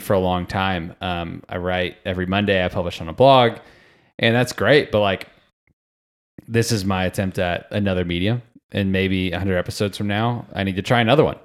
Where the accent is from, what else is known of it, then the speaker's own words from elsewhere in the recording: Sarasota, Florida, United States; I was from Sarasota, Florida